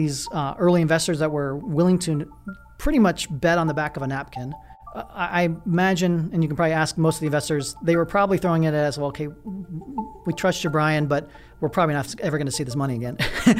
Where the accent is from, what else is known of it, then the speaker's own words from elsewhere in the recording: Pittsburgh, Pennsylvania, United States; born there; also born or lived in West Virginia; I was born in Pittsburgh, Pennsylvania. So my father was an English professor.